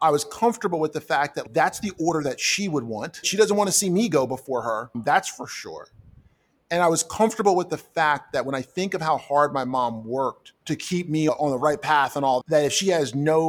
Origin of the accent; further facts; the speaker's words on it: New Jersey, United States; I grew up in South Jersey, lower middle class, mother and father kind of thing.